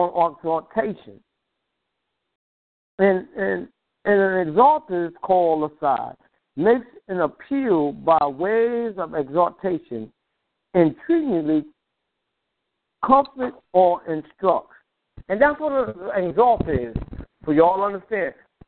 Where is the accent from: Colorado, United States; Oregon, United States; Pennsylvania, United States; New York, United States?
New York, United States; I grew up in New York